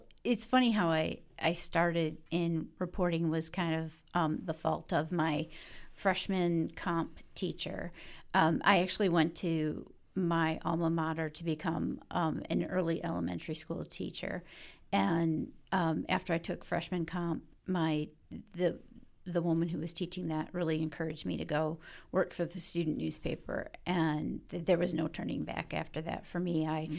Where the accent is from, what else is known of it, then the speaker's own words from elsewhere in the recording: Detroit, Michigan, United States; I'm from Detroit.